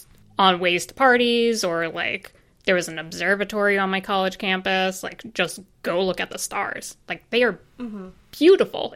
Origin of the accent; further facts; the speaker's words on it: Long Island, New York, United States; I grew up on Long Island, which is super close to New York City